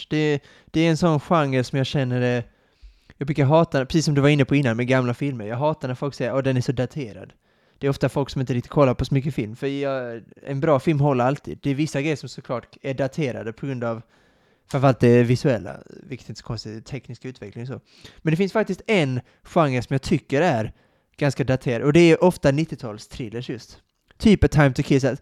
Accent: Sweden; vilket är lite konstigt eftersom att jag är svensk, som inte hade någon koppling till filmen, den svenska filmen, eller böckerna, eller Stig Larsson

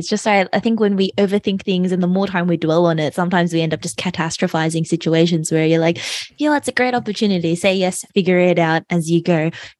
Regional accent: Melbourne, Victoria, Australia; moved away as an adult; now in Sydney, Australia; And I also moved for uni as well. I moved from Melbourne to Sydney

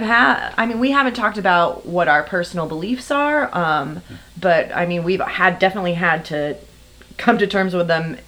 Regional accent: Texas, United States; moved away; I'm originally from Texas

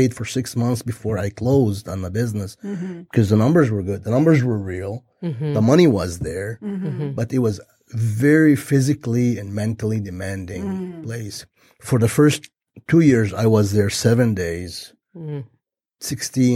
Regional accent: Lebanon; now in United States; I'm Lebanese from Lebanon, which is a war-torn country

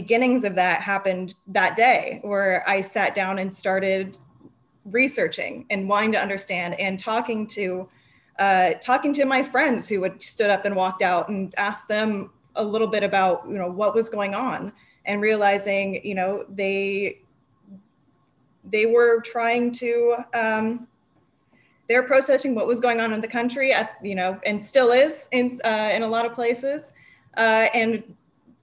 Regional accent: Napa Valley, California, United States; I grew up in the Napa Valley

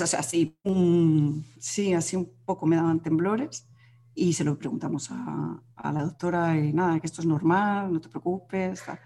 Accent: Madrid, Community of Madrid, Spain; now in Galicia, Spain; nosotros vivimos en Galicia, aunque yo soy de Madrid

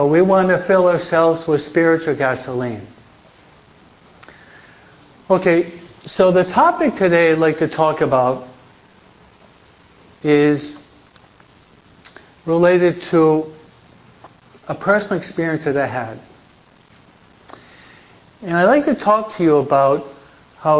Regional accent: United States; also born or lived in New Jersey; now in California, United States; at least I'm from the East Coast, I'm a New Yorker from New York, New Jersey.

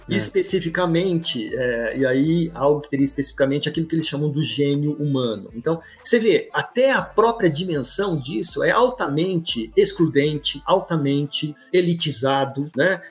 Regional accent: Brazil; nós, enquanto brasileiros, latino-americanos

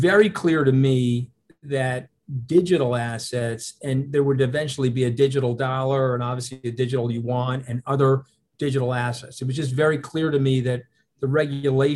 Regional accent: New York, United States; I'm a New Yorker. I live on Long Island

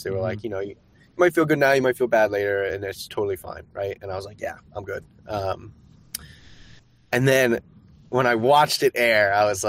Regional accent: Maine, United States; moved away; also born or lived in New Orleans, Louisiana / San Francisco; I grew up in Maine

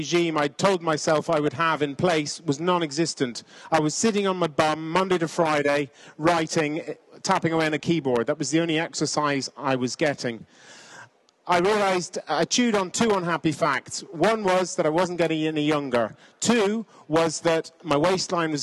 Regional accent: Ireland; also born or lived in Kenya; I'm an Irishman

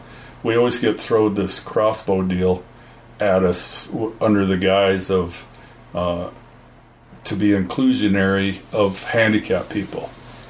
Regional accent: Bear Paw Mountains, north central Montana, United States; we're from the Bear Paw. Bill grew up, and I have a small ranch in the Bear Paw Mountains in north central Montana.

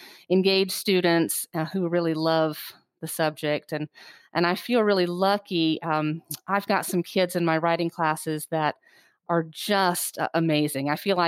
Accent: Kure Beach, North Carolina, United States; Yeah, I loved growing up in Curie Beach. It was idyllic in every way. And I think I do still have that small town sensibility of family and neighborhood and community.

